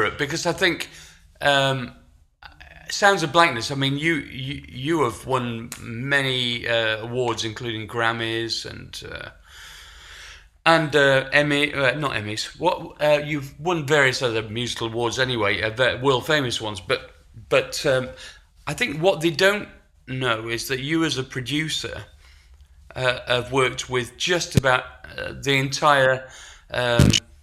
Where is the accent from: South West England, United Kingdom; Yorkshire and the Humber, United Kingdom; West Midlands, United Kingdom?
Yorkshire and the Humber, United Kingdom; Sheffield; when we were growing up in Sheffield in the north of England